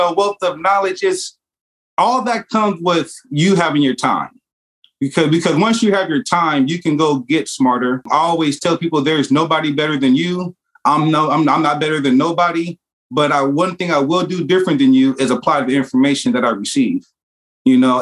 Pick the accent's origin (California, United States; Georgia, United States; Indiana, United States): California, United States; Vallejo; also born or lived in Oakland, California / Idaho / Texas; I was born in Oakland, California. From there, I actually was raised in Vallejo, California, which is not too far